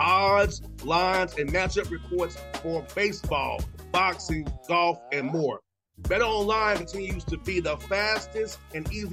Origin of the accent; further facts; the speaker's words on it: Atlanta, Georgia, United States; growing up in Atlanta